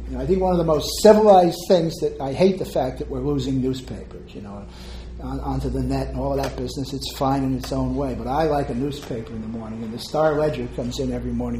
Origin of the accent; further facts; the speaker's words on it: Stamford, Connecticut, United States; You know, I grew up in Stamford, Connecticut. I was born in 1944.